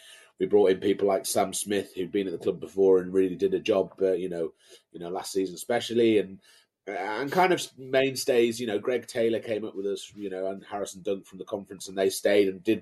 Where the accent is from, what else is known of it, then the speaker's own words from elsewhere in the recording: Brampton, North West England, United Kingdom; moved away as an adult; also born or lived in Carlisle; now in Cambridge, United Kingdom; Born and raised in Carlisle, first 20 years of my life, in Brampton, actually, just east of Carlisle